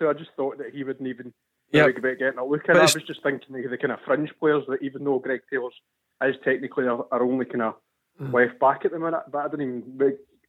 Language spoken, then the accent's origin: English; Scotland, United Kingdom; we're Scottish people.